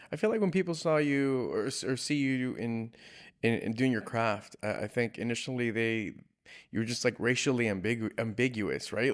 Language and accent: English; California, United States; I'm from California